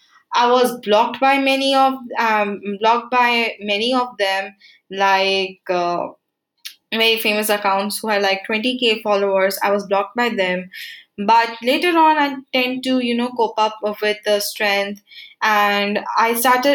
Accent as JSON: {"language": "English", "region": "Uttarakhand", "country": "India", "also_born_or_lived": "Goa", "moved": "yes", "said": "I'm from Uttarakhand"}